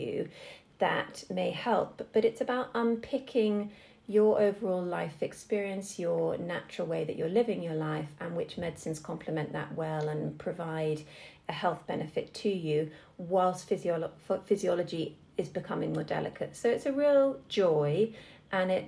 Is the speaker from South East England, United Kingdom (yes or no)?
yes; Oxfordshire, South East England, United Kingdom; moved away as an adult; also born or lived in New York / Edinburgh / Southampton; I born and bred in Oxfordshire